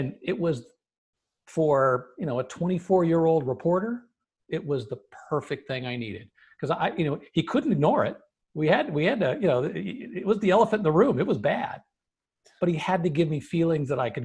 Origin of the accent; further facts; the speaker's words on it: Los Angeles, California, United States; now in Phoenix, United States; I grew up in Los Angeles